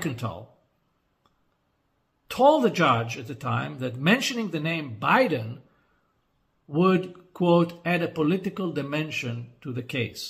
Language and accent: English; Israel